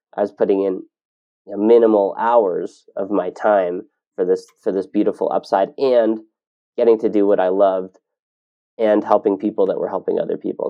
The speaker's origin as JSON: {"language": "English", "region": "Ontario", "country": "Canada", "tie": "born or raised there", "moved": "as an adult", "lives_now": "Kelowna, Canada", "said": "I grew up in Ontario"}